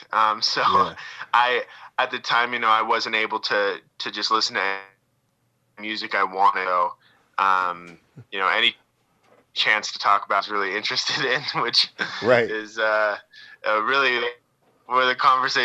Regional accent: Southern Utah, United States; I grew up in Southern Utah, which is, you know, got a lot of red rock.

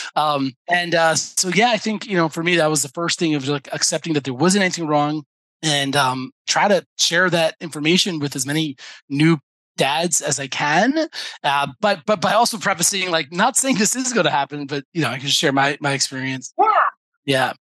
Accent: New York, United States; moved away as an adult; now in Israel; I'm I'm from New York. My family's in New York

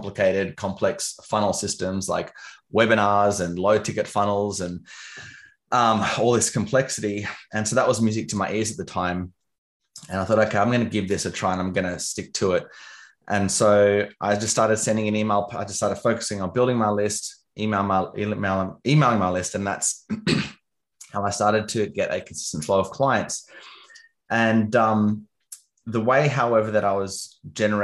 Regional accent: Canberra, Australian Capital Territory, Australia; moved away; also born or lived in London; I'm from Canberra, which is a city. It's the capital of Australia

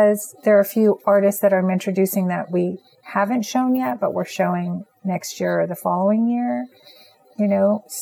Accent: eastern Washington State, United States; moved away as an adult; now in Los Angeles, United States; I grew up in Washington State

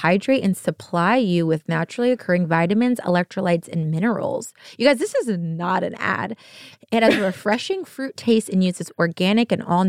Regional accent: United States; We're American.

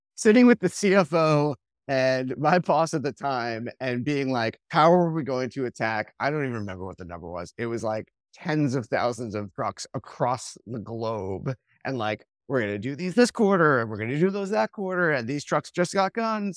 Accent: Long Island, New York, United States; I grew up on Long Island, kind of in the shadow of, like, the advertising capital of the world

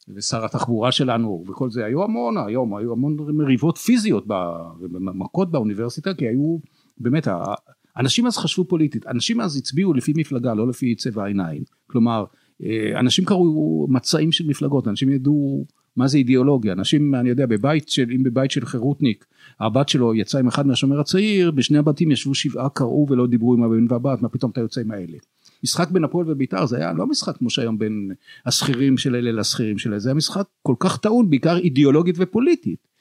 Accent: Jerusalem, Jerusalem District, Israel; אני הייתי ירושלמי

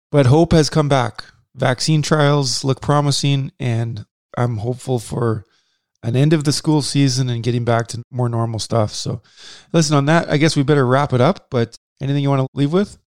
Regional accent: Saskatchewan, Canada; we're from Saskatchewan

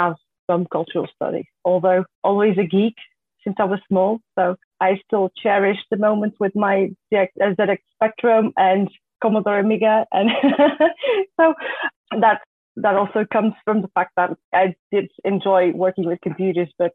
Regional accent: Portugal; moved away as an adult; now in Netherlands; I was born and raised in Portugal, and more than three years ago, I moved to the Netherlands

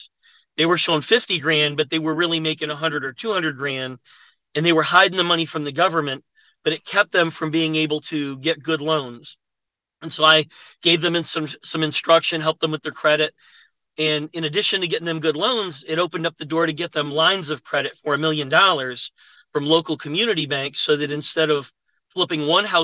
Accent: Buffalo, New York, United States; moved away as an adult; now in Atlanta, United States; I'm from Buffalo, New York. I went to college there.

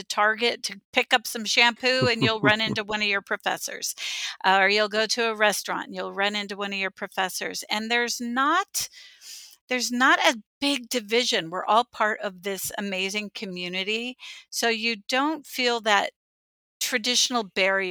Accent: San Diego, California, United States; also born or lived in Santa Barbara, California; I grew up in San Diego, California, first generation student

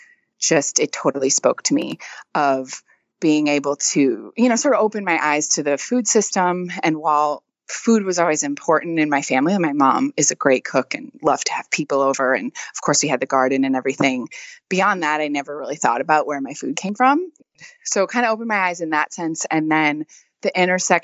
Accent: Wisconsin, United States; moved away as an adult; now in Louisiana, United States; I'm actually from Wisconsin originally.

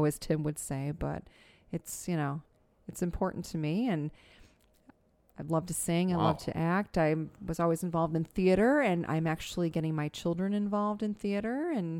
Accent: Tinley Park, Illinois, United States; Born and raised in Tinley Park.

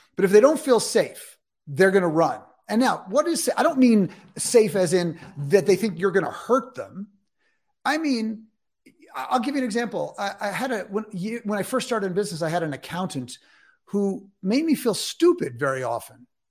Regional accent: New York City, New York, United States; I'm from New York City. That's where I grew up.

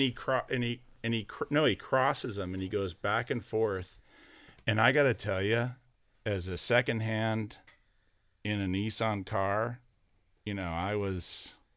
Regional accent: Orange County, California, United States; as a kid growing up, I was from Orange County

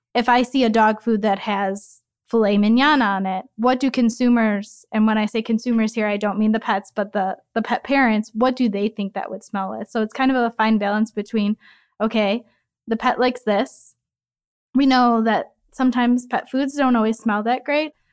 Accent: Chicago, Illinois, United States; moved away as an adult; also born or lived in North Carolina; I am from Chicago. I was born and raised in a Southwest suburb

